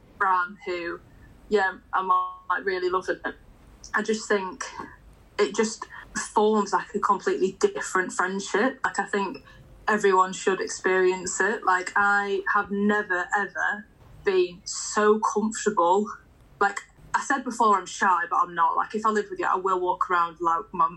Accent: Blackpool, North West England, United Kingdom; moved away as an adult; now in Manchester, United Kingdom; I'm now living in Manchester, but I'm originally from Blackpool.

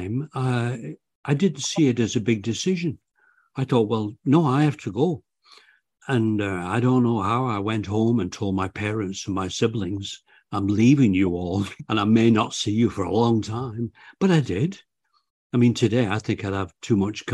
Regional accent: Bolton, North West England, United Kingdom; moved away; also born or lived in Canada; I was born in, I grew up in Bolton, Lancashire, England.

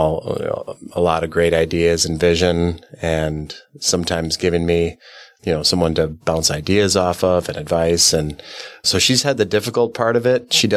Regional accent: Mequon, Wisconsin, United States; In Mequon

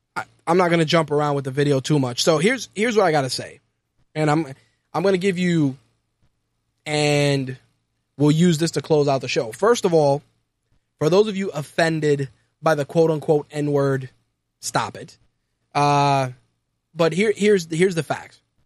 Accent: New York City, New York, United States; Growing up in New York City in nineteen eighty, being someone that grew up in a, in a Puerto Rican household

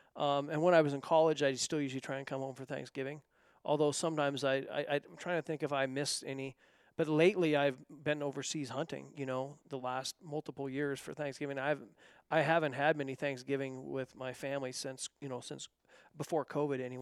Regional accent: north of Bend, Central Oregon, United States; moved away; I grew up in Central Oregon, north of Bend

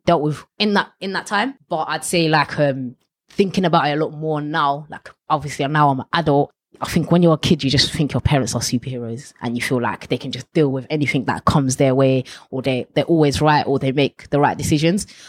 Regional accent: Ilford, London, United Kingdom; Ilford and around that area was kind of where I grew up

